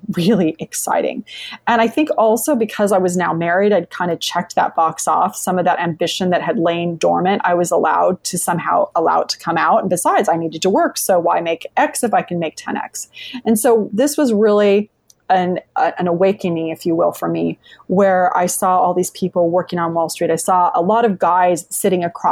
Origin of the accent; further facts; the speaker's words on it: San Jose, California, United States; also born or lived in Madrid, Spain; now in Lexington, United States; I live in Lexington, Virginia, though I originally grew up in San Jose, California. I was born in Madrid, Spain